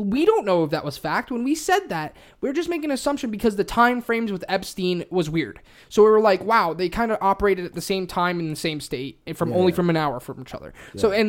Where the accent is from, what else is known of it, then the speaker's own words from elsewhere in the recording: Pennsylvania, United States; I'm from Pennsylvania.